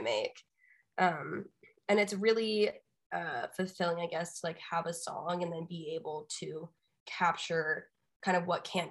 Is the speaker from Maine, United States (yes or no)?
no; Austin, Texas, United States; the sound that I grew up in growing up in Austin